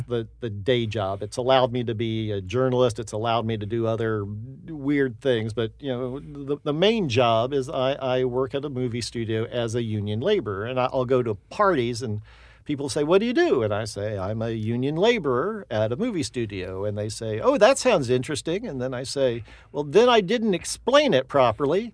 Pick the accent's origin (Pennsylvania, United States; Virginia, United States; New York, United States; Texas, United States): Texas, United States; Houston; moved away as an adult; grew up in Houston, went to film school at the University of Texas.